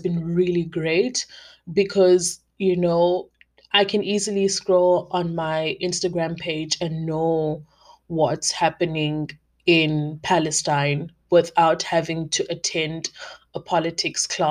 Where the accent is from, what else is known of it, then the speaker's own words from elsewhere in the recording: South Africa; as a South African black woman